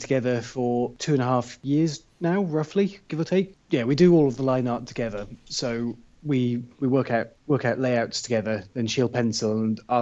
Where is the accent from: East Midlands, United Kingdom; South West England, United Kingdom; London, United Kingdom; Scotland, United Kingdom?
South West England, United Kingdom; also born or lived in Bristol; In the southwest of England. I was born in a relatively smallish city called Bristol and left there with the family when I was about 8 to grow up in the countryside